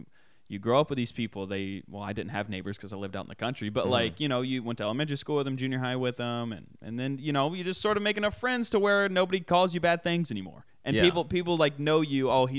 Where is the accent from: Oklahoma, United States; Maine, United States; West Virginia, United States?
West Virginia, United States; Parkersburg; My hometown, so I'm from Parkersburg, but technically, if you want to get techno, I'm from Washington, West Virginia, named after George Washington